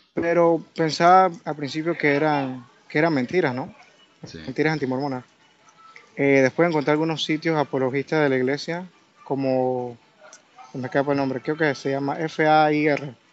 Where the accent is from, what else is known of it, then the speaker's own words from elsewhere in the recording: Panama; Yo soy de Panamá.